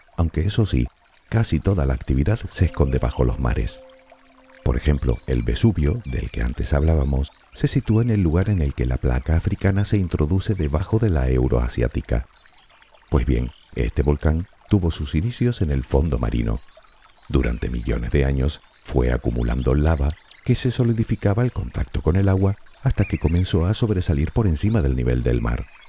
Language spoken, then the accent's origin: Spanish; Canary Islands, Spain; Por si aún no lo sabes, soy de las Islas Canarias.